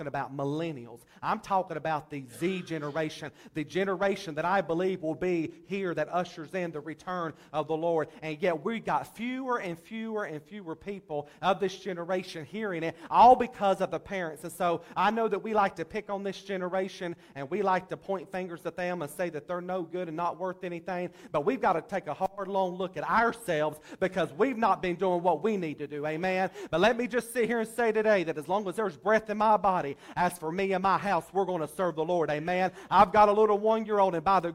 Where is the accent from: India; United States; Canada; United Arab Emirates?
United States; Statesville, North Carolina; accent: southern drawl; I am from Statesville, born and raised there